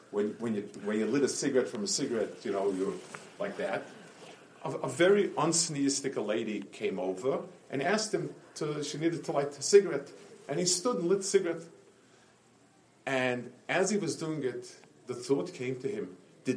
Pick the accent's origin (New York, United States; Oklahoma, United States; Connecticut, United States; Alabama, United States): New York, United States; New York City; When I grew up on Lower East Side